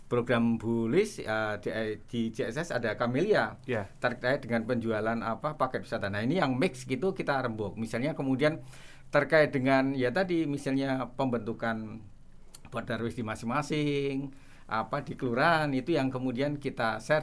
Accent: Yogyakarta, Special Region of Yogyakarta, Indonesia; born there; Uh, jadi kebetulan kita kan lahir di kota Jogja.

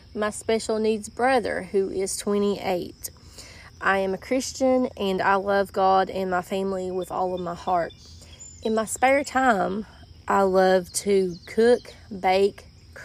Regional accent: Eastern Kentucky, United States; I am from Eastern Kentucky. I have lived here all of my life

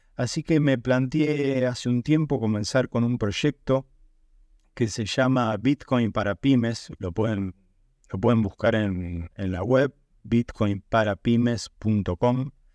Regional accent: Argentina; moved away; yo soy de Argentina

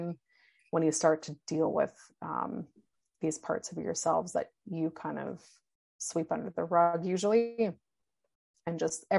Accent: Vancouver, British Columbia, Canada; I grew up in Vancouver

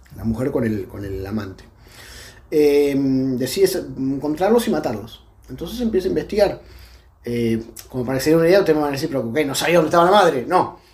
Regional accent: a town in Buenos Aires Province, Argentina; en Dero, en mi pueblo

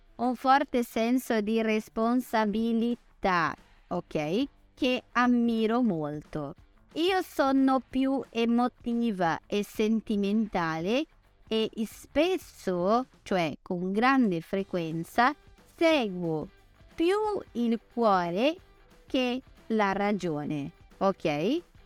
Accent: Brazil; Italian is a second language; sono brasilianissima

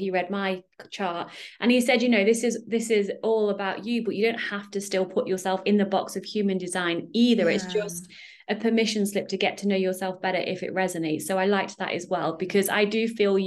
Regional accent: United Kingdom; now in Netherlands; I'm British

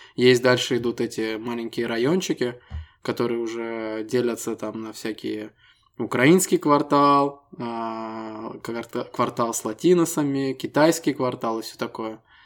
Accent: Estonia; Мы ребята из Эстонии

